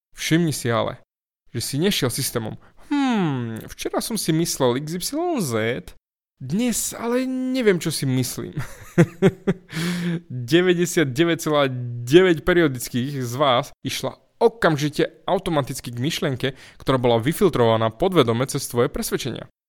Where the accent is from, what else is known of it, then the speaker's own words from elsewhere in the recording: eastern Slovakia, Slovakia; u nás na východe